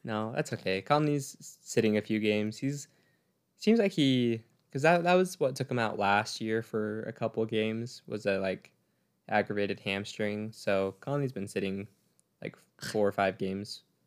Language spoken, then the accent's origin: English; Utah, United States; we're from Utah. We love our home team.